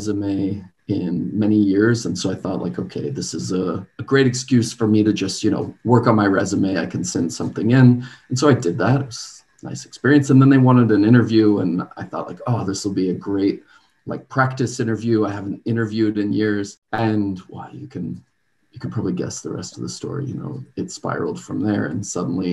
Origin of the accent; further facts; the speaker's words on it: Colorado, United States; now in Ghent, Belgium; I grew up in Colorado